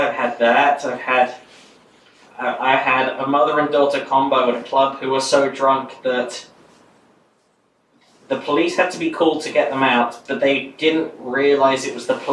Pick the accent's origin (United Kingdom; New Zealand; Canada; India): United Kingdom; moved away as an adult; now in United States; I can't talk about being a Brit.